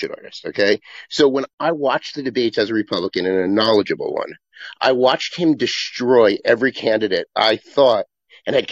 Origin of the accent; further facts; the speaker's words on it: New Jersey, United States; I grew up in North Jersey.